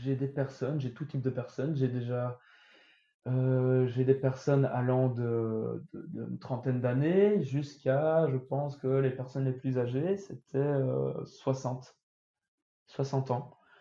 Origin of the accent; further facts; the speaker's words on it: Belgium; chez nous, en Belgique